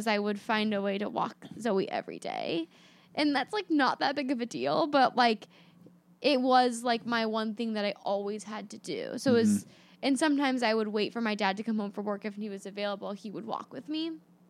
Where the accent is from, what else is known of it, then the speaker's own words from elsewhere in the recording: Gold River, California, United States; And I grew up in Gold River, California, which is like this very particular suburban neighborhood